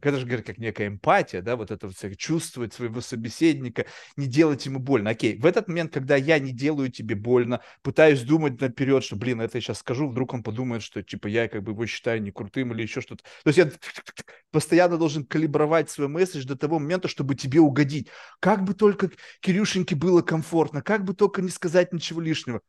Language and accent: Russian; Russia; moved away; мы как бы выросли все равно в России